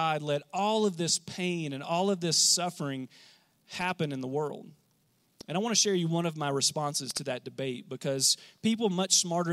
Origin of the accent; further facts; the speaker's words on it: United States; as American Christians